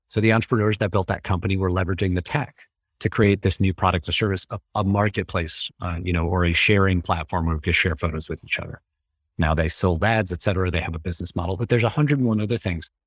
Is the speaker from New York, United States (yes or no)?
yes; New York City, New York, United States; moved away as an adult; also born or lived in Tampa, Florida; now in Melbourne, Florida, United States; Originally from New York City